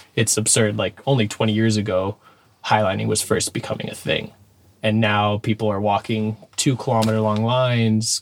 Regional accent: Dana Point, California, United States; I'm from Dana Point, Southern California, born and raised

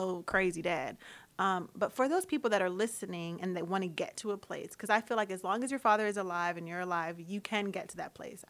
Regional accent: United States; because I'm very American, but my father is very Caribbean. He has two Bohemian parents.

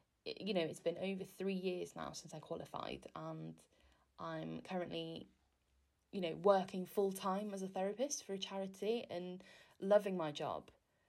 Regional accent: Wales, United Kingdom; now in England

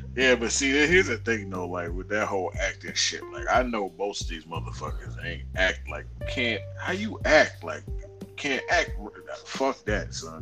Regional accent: New York City, New York, United States; when I was growing up in Queens

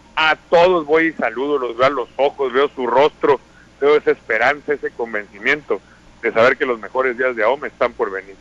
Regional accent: Sinaloa, Mexico; como somos los sinaloenses, con entusiasmo

